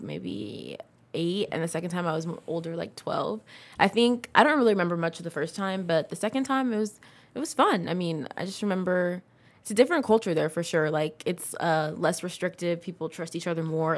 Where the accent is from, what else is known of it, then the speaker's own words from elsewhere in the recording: Livermore, California, United States; also born or lived in San Diego / New York / Fremont; I was in Livermore starting from second or third grade